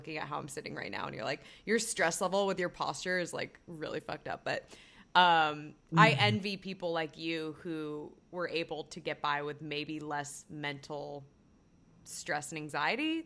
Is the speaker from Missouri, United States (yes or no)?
no; Chico, California, United States; moved away; growing up in Chico